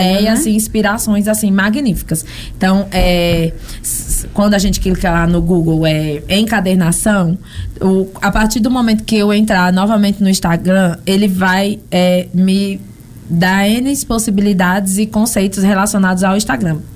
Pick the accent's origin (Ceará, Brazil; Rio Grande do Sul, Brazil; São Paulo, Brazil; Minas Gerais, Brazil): São Paulo, Brazil; moved away as an adult; eu nasci e me criei em São Paulo